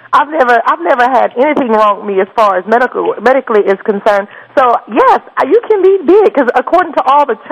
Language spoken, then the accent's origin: English; Memphis, Tennessee, United States; I am from the South.